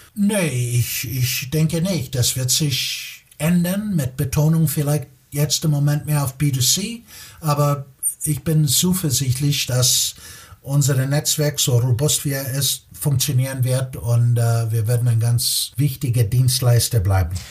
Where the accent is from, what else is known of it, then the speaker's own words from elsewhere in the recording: Chicago, Illinois, United States; German is a second language; moved away as an adult; also born or lived in Munich, Germany / Italy / Spain / Belgium; now in Germany; Ich bin, äh, wie man wahrscheinlich schon hört, gebürtiger Amerikaner, komme aus Chicago.